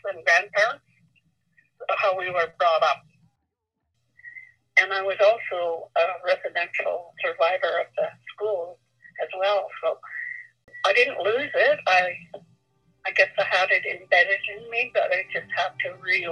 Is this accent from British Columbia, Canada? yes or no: yes; Enderby, British Columbia, Canada; first language Secwepemc (Shuswap); English is a second language; I was born in Splatchy in Ender Bay, BC